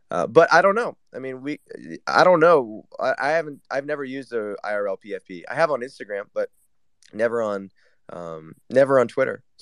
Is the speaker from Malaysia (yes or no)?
no; Taiwan; Uh, Taiwan.